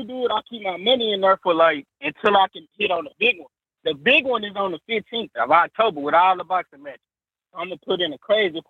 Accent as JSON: {"language": "English", "region": "Alabama", "country": "United States", "lives_now": "Boston, United States", "said": "I'm from Alabama, but I don't even, I live in Boston, so I'm everywhere."}